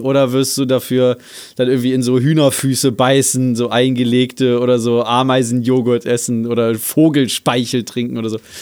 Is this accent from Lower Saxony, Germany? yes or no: yes; Salzgitter, Lower Saxony, Germany; meine Heimatstadt Salzgitter